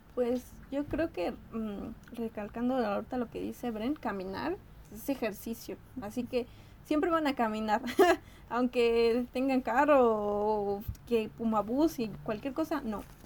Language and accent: Spanish; State of Mexico, Mexico; moved away as an adult; now in Mexico City, Mexico; yo soy del Estado de México, entonces se me hizo más fácil irme a rentar cerca